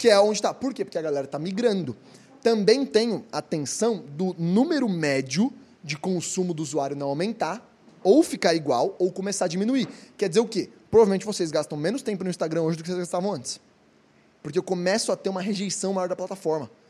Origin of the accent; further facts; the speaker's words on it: Brazil; nós, como brasileiros